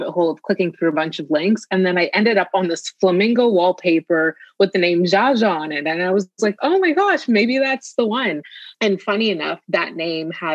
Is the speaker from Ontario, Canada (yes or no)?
yes; Toronto, Ontario, Canada; I was born and raised here in Canada, Toronto